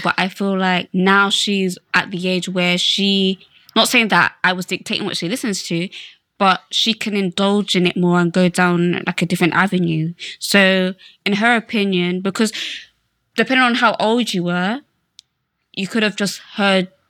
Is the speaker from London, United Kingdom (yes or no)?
no; Slough, South East England, United Kingdom; I'm from Slough